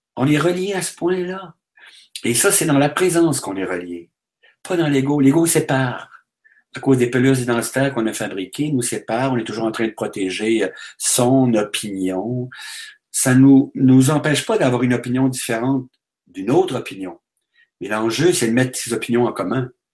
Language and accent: French; Quebec, Canada; Si je vais en France, on me demande d'où je Avec mon accent, tout ça, bon, on me dit, vous venez du Québec